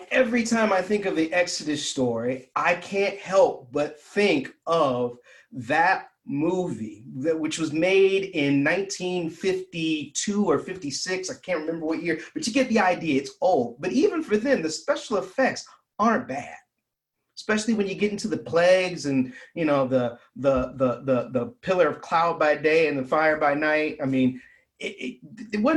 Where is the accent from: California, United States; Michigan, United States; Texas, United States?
Michigan, United States; Ann Arbor; moved away; my hometown, Ann Arbor